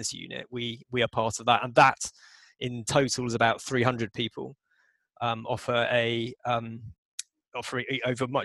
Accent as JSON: {"language": "English", "town": "Southampton", "region": "South East England", "country": "United Kingdom", "tie": "born or raised there", "said": "I grew up on the South Coast near the New Forest. Went to school in Southampton."}